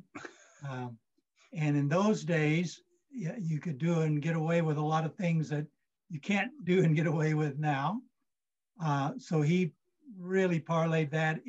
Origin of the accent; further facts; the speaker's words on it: Texas, United States; I grew up in Texas